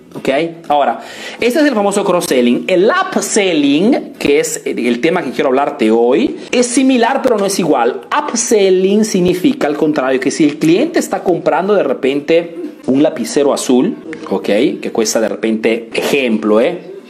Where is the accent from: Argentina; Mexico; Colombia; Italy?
Italy; Spanish is a second language; yo he crecido aquí en Italia, ¿ok? Eh, vivo en Italia, hago negocios en Italia, pero soy de origen peruana